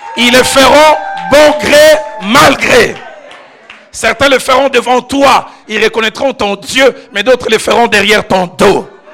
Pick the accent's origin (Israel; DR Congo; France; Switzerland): DR Congo; Kinshasa; j'ai grandi à Kinshasa